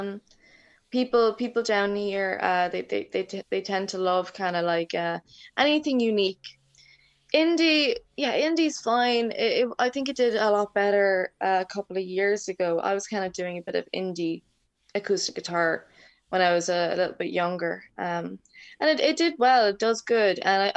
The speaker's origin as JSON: {"language": "English", "town": "Waterford", "region": "Munster", "country": "Ireland", "tie": "born or raised there", "also_born_or_lived": "Dublin", "said": "I basically grew up in Waterford City, so it's in the south. I was born in Dublin, but I was raised here in Waterford most of my life"}